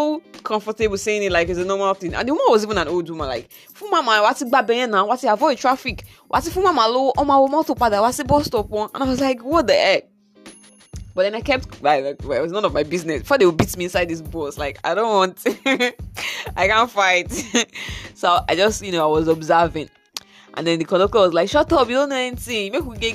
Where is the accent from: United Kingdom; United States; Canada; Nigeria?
Nigeria; my everyday experience as a Nigerian